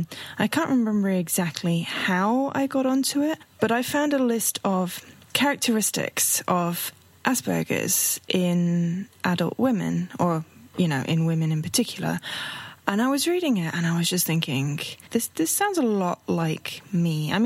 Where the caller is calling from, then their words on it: London, United Kingdom; I'm hailing from London in the UK.